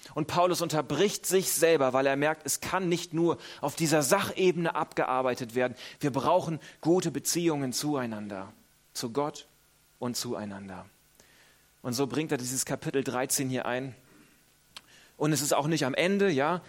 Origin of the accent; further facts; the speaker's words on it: Northern Germany, Germany; moved away; Ich selber komme aus Norddeutschland